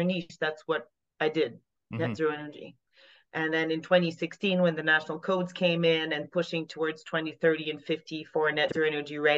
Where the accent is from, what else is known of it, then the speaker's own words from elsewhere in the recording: Quebec, Canada; accent: Francophone; first language French; English is a second language; moved away as an adult; also born or lived in Austria; now in Alberta, Canada; I'm Francophone. You can probably hear that. I'm from Quebec and I moved to Western Canada in 07.